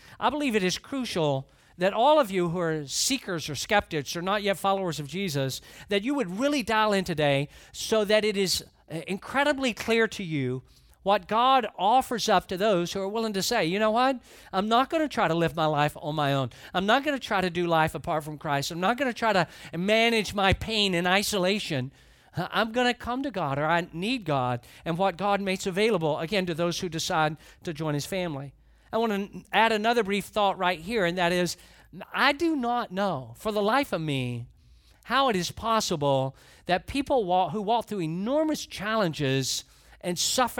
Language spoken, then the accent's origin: English; Atlanta, Georgia, United States; And there's a lot that I don't know about farming, of course, growing up in Atlanta.